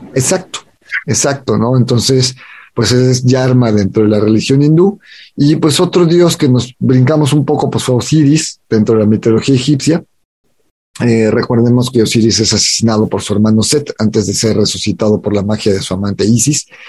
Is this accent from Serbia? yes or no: no; Mexico; identidad como mexicanos